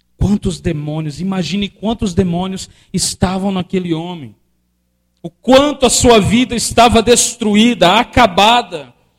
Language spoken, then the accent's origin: Portuguese; Brazil; nós brasileiros. Nós brasileiros, brasileiros